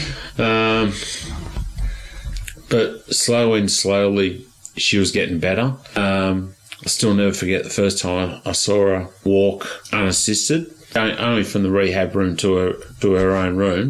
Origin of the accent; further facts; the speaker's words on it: Australia; I'm Australian